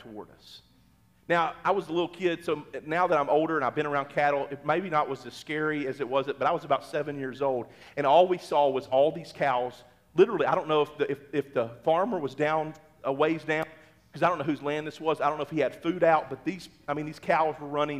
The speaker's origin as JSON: {"language": "English", "region": "Mississippi", "country": "United States", "tie": "born or raised there", "moved": "yes", "lives_now": "Oklahoma, United States", "said": "I grew up in Mississippi"}